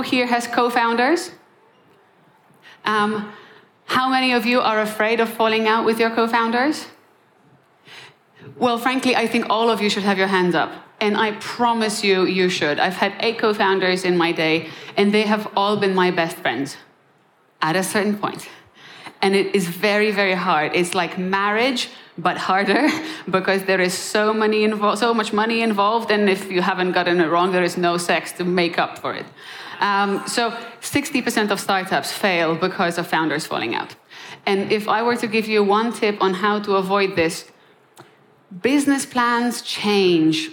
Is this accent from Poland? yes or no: yes; Poland; moved away; also born or lived in Krakow, Poland; I'm born and raised in Poland